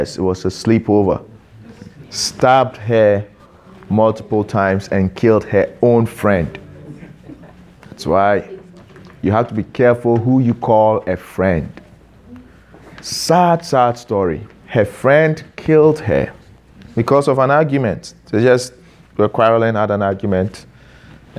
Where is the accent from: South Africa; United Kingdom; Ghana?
Ghana; now in Canada; I'm Ghanaian by birth. I've naturalized to become a Canadian citizen.